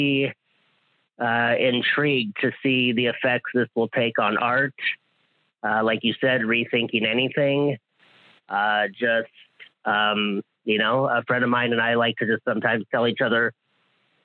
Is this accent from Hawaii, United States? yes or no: yes; Hawaii, United States; I'm from Hawaii